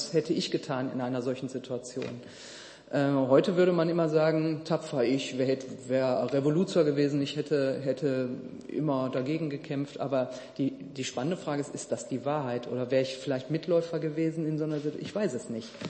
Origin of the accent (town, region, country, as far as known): Duisburg, North Rhine-Westphalia, Germany